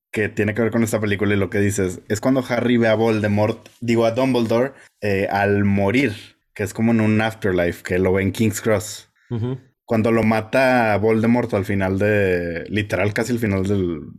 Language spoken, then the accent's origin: Spanish; Mexico